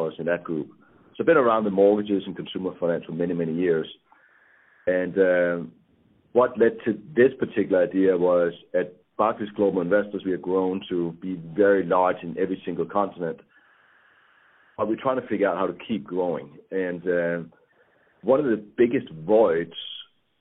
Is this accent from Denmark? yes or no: yes; Denmark; moved away as an adult; now in United States; I'm from Denmark, and I came to the United States about 25 years ago.